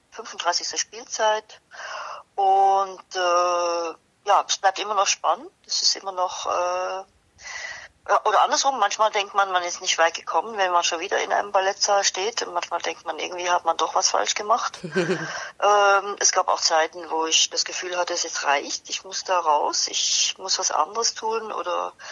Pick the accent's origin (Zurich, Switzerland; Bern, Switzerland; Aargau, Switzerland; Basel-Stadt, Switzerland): Basel-Stadt, Switzerland; Basel; was ich eigentlich sehr mochte und auch äh, in meiner Heimatstadt Basel mein Abitur gemacht habe.